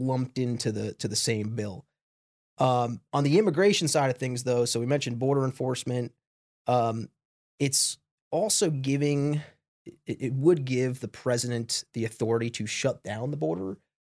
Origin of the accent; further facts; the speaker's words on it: Smithtown, New York, United States; moved away as an adult; also born or lived in Binghamton, New York; I grew up on, uh, a suburb of Long Island about fifty minutes outside the city called Smithtown